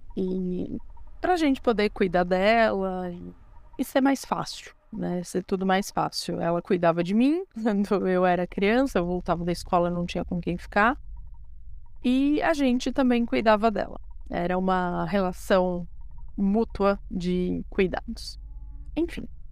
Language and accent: Portuguese; São Paulo, Brazil; eu tenho 33 anos de idade, sou da cidade de São Paulo, capital